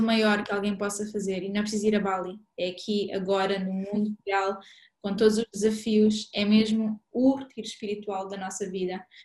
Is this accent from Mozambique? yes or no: yes; Mozambique; moved away; eu cresci em Moçambique